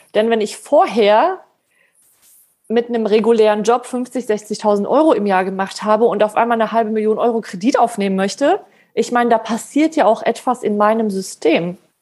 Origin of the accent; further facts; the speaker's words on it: Poland; ich bin Polin